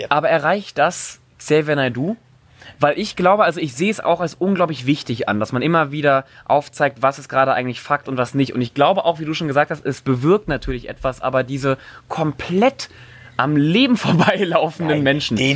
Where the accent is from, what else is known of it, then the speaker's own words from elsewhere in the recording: Cologne, North Rhine-Westphalia, Germany; ich komme ja aus Köln und auch noch vor einer Woche war da eine riesen Demo.